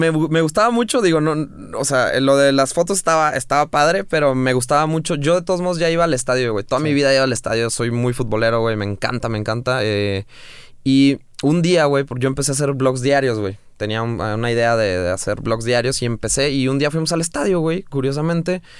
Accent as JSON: {"language": "Spanish", "town": "Guadalajara", "region": "Jalisco", "country": "Mexico", "tie": "born or raised there", "also_born_or_lived": "Bogotá, Colombia", "said": "Nací en Bogotá. Nací en Bogotá. Eh, pero a los seis y medio, siete años me vine a Guadalajara. Entonces, ah. prácticamente toda mi vida acá"}